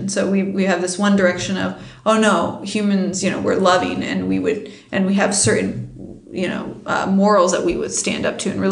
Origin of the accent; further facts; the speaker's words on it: United States; I'm an American